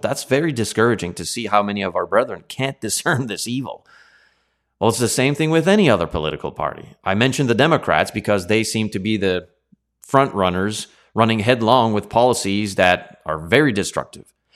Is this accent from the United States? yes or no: no; Canada